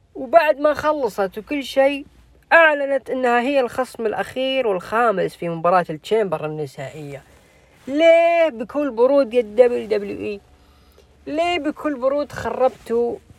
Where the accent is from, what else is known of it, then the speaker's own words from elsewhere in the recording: Jeddah, Makkah Province, Saudi Arabia; عندنا في جدة